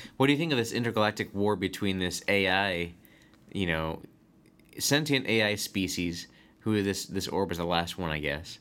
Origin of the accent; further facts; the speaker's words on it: United States; I'm an American